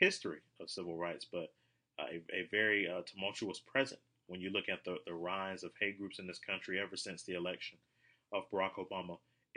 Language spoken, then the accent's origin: English; South Carolina, United States; also born or lived in Augusta, Georgia; I was born in Augusta, but raised in South Carolina